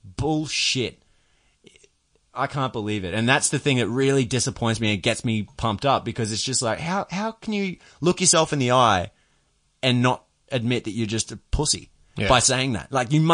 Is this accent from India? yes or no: no; Queensland, Australia; I'm a stark Queenslander, very much against New South Welshmen